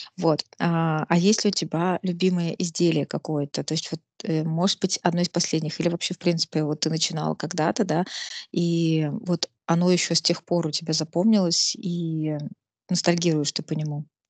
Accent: Nizhny Novgorod, Nizhny Novgorod Oblast, Russia; в городе, в Нижнем Новгороде, да, я из Нижнего Новгорода

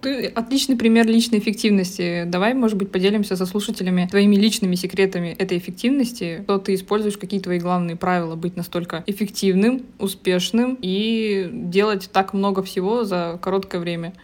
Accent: Zabaykalsky Krai, Russia; родилась как бы уже в поселке в Забайкальском крае

